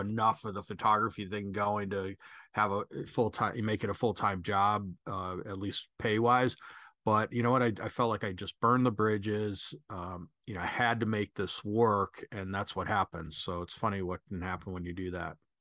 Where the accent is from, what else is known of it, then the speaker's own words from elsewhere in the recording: Chicago, Illinois, United States; moved away; also born or lived in Mexico City / Southern California; I'm, uh, originally from Chicago